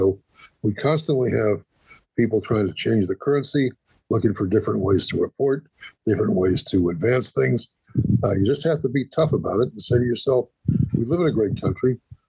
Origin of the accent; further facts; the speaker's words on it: Columbus, Ohio, United States; also born or lived in Cleveland, Ohio; we started in Cleveland, but eventually we came to Columbus.